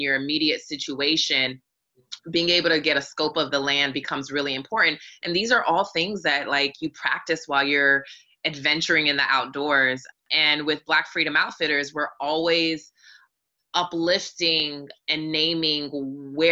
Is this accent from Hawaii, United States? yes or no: yes; Hawaii, United States; now in Atlanta, United States; I grew up in Hawaii and basically lived on the beach.